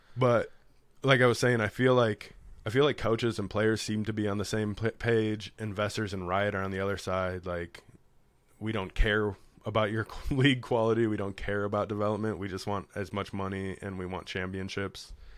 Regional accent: Chicago, Illinois, United States; I'm from Chicago

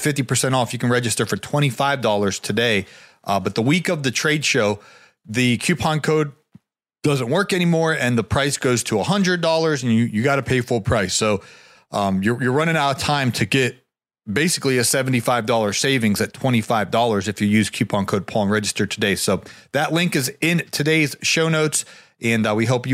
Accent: Northeast Ohio, United States; now in Atlanta, United States; I'm from Ohio, Northeast Ohio, like Travis Kelce

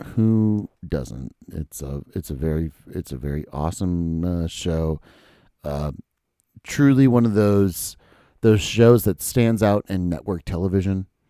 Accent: Minnesota, United States; I was born in Minnesota

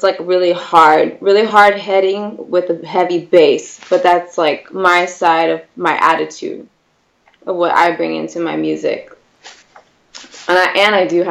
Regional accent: Whittier, California, United States; I am from Whittier, California, mm-hmm. Born and raised in L.A.

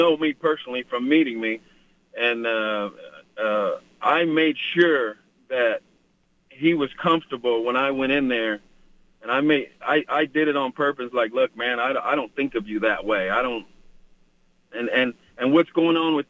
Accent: Oklahoma, United States; now in California, United States; I was born and raised there in Oklahoma

